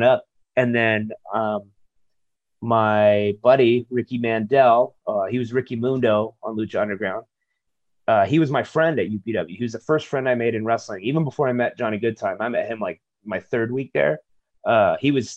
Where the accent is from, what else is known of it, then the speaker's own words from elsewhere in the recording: Chula Vista, California, United States; I grew up near the border in Chula Vista down South San Diego